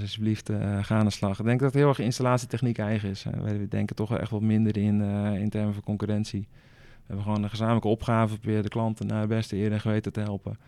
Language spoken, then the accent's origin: Dutch; Rotterdam, South Holland, Netherlands; ik kom uit Rotterdam